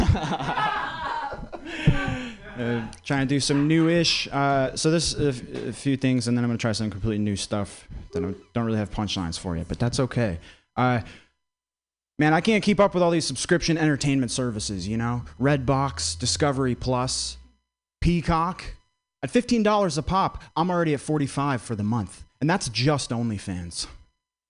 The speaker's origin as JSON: {"language": "English", "region": "Vermont", "country": "United States", "tie": "born or raised there", "said": "I grew up in Vermont"}